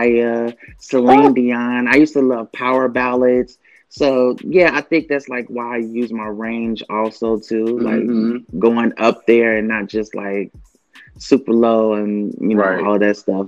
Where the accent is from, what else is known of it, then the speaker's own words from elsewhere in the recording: Kentucky, United States; because I grew up in Kentucky